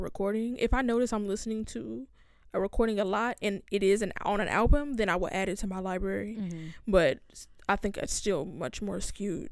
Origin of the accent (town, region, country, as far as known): Inglewood, California, United States